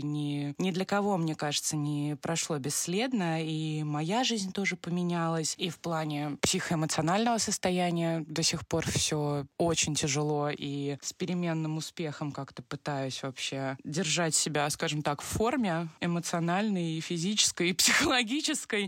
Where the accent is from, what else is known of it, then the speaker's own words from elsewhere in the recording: Moscow, Russia; я из Москвы